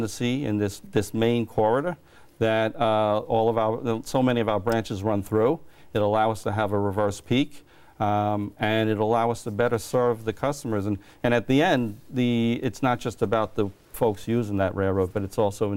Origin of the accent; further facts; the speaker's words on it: Williston Park, New York, United States; I grew up in Williston Park in Nassau County, Long Island